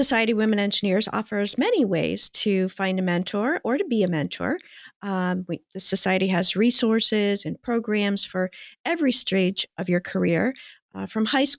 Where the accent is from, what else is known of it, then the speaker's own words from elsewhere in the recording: Midwest, United States; moved away as an adult; When I first graduated from college, I moved from the Midwest to Washington State. And I was the first in my family to move away like that.